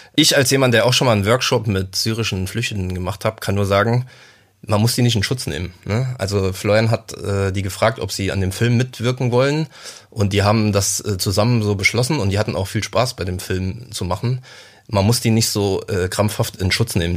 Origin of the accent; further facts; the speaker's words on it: Saarland, Germany; in meiner Jugend im Saarland